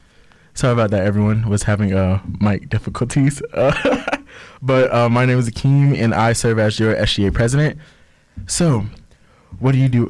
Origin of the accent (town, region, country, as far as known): Orlando, Florida, United States